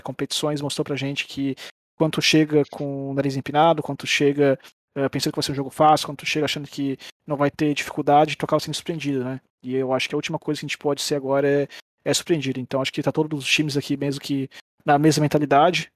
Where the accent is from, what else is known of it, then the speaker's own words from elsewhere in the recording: Brazil; falando como brasileiro